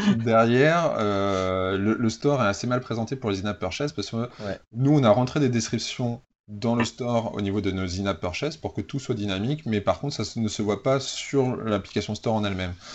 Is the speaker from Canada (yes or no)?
no; Normandy, France; also born or lived in Paris; now in Toulouse, France; je suis pas un vrai Toulousain. Hein. Je, suis, que... je suis, de Normandie et j'ai passé 8 ans à Paris et ça fait seulement 6 ans que je suis à Toulouse.